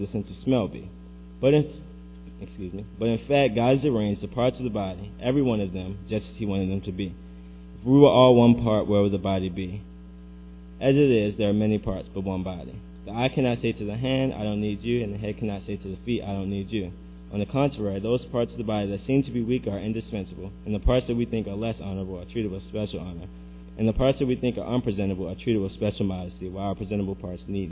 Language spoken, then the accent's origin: English; Baltimore, Maryland, United States; I'm from Baltimore